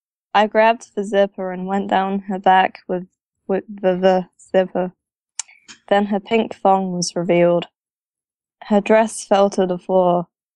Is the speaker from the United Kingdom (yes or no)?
yes; England, United Kingdom; I'm English.